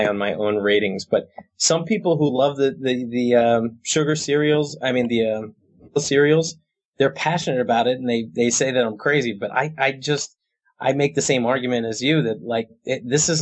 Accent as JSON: {"language": "English", "town": "Fair Haven", "region": "New Jersey", "country": "United States", "tie": "born or raised there", "lives_now": "Hoboken, United States", "said": "I live in Hoboken. I grew up in Monmouth County, right down next to Red Bank, a town called Fairhaven."}